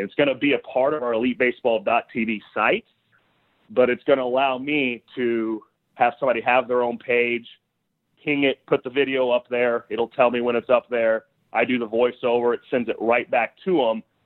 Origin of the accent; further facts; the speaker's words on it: Southern Illinois, United States; growing up in Southern Illinois